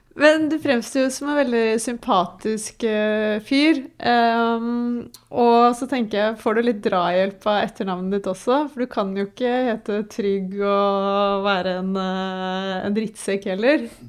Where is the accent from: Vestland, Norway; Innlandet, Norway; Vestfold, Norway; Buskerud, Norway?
Vestfold, Norway; Tønsberg; jeg er jo fra Tønsberg